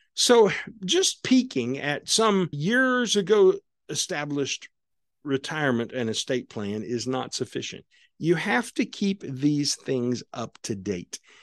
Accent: Southwest Missouri, United States; my life as a kid growing up on Southwest Missouri down on Table Rock Lake

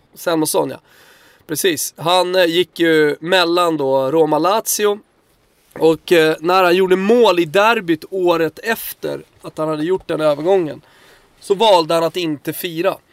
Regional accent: Södertälje, Stockholm County, Sweden; jag är, är från Tälje mer eller mindre

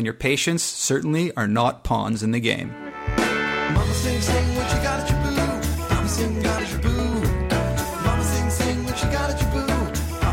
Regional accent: Canada; I'm Canadian

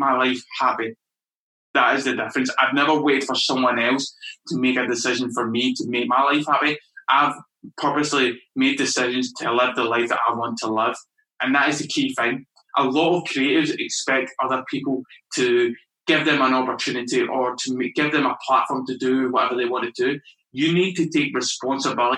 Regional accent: small town outside of Glasgow, Scotland, United Kingdom; moved away as an adult; also born or lived in London; my hometown

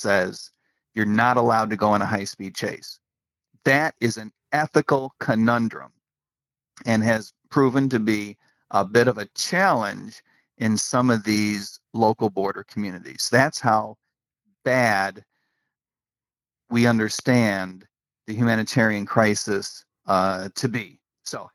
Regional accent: United States; as an American

